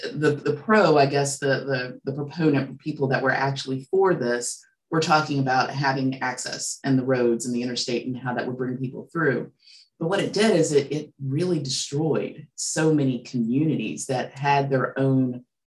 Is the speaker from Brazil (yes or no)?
no; Charleston, West Virginia, United States; I grew up in Kanawha City, went to Chamberlain, Horseman, and I was the last class of Charleston High.